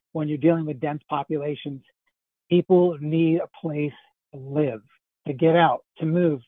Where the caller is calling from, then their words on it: Ann Arbor, Michigan, United States; I live here in Ann Arbor. I'm calling from Ann Arbor now. And I live in the lower town area, which is wonderful for the amount of park space we have near us, in part because of the river and the way it makes multiple bends here.